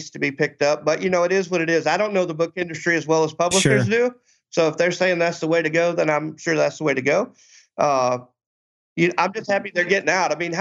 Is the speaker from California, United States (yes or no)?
no; Louisiana, United States; I'm from Louisiana